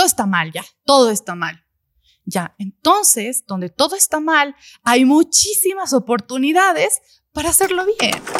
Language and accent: Spanish; Gualaquiza, Morona Santiago, Ecuador; now in Quito, Ecuador; Yo vengo de Morona, Santiago, de la Amazonía, de Gualaquiza, de un pueblo chiquitito cerca de Loja